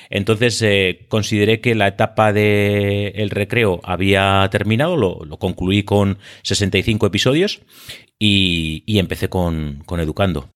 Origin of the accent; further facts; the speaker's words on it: Biscay, Basque Country, Spain; accent: Biscayan; also born or lived in Seville; soy vizcaíno. Mm, como muestra el acento